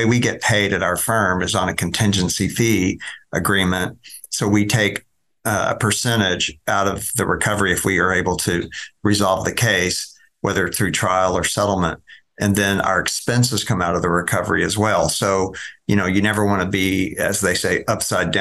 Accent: Dallas, Texas, United States; I'm a native Dallas site. I grew up over in East Dallas and went to Bryan Adams High School over by White Rock Lake

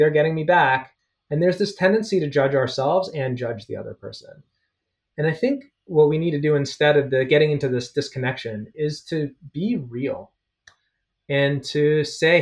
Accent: Toronto, Ontario, Canada; moved away; I grew up at Bathurst and Eglinton. Forest Hill

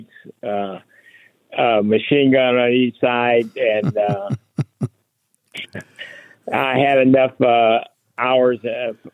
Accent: Fort Wayne, Indiana, United States; moved away as an adult; I'm from Fort Wayne, Indiana, and my hometown

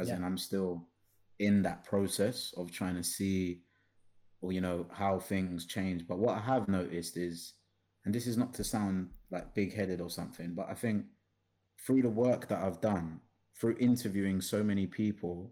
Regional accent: London, United Kingdom; Am I like a South Londoner?

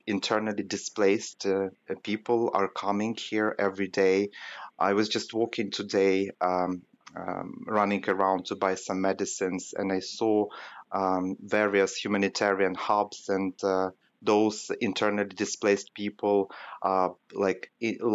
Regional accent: Western Ukraine, Ukraine; moved away as an adult; now in Kyiv, Ukraine; We are now in a western part of the country, in my hometown

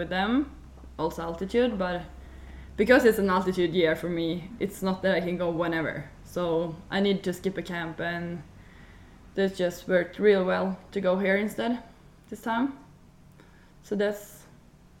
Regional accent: Sweden; we in Sweden

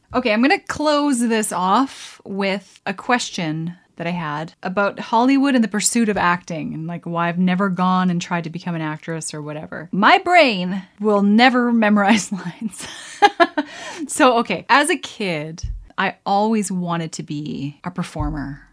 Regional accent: Alberta, Canada; I grew up in Alberta

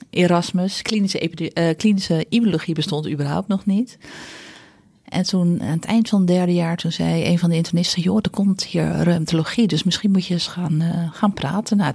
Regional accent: De Goorn, North Holland, Netherlands; born there; Ik ben geboren in De Goren. Dat is een eh, klein dorpje nabij Horen, Noord-Holland. Ehm, ja, regio West-Friesland.

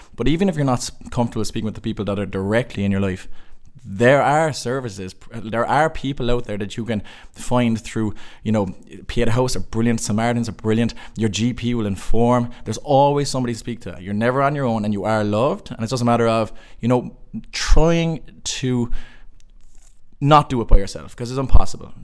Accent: Cork, Munster, Ireland; moved away as an adult; also born or lived in Limerick; I'm from Cork

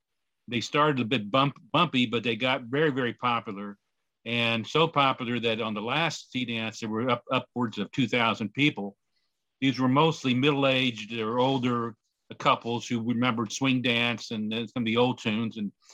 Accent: Kansas City, Missouri, United States; moved away as an adult; now in Washington, D.C., United States; I live in Washington, D.C. I was born in Kansas City, raised in Kansas City.

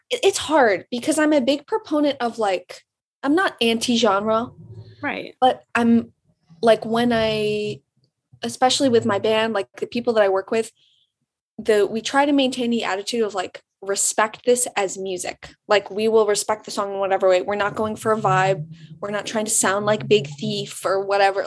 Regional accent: Birmingham, Michigan, United States; moved away as an adult; now in Ann Arbor, United States; I'm from um, Birmingham, Michigan

